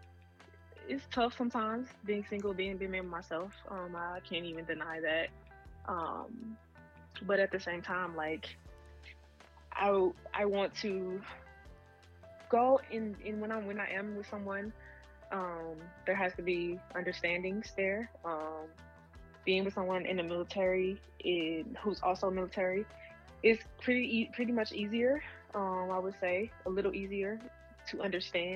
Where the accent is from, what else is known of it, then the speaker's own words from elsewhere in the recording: Mississippi, United States; moved away; I'm super proud of where I'm from. I rep it always. We'll always rep it. And I don't meet a lot of people from Mississippi